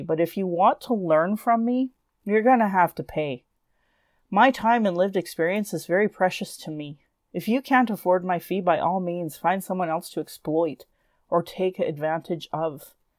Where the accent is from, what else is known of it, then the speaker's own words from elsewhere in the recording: Calgary, Alberta, Canada; I was born in Calgary